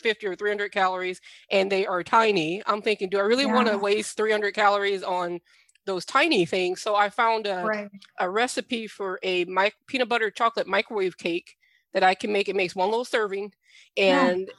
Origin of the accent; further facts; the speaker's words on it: Southern Louisiana, United States; I'm from Southern Louisiana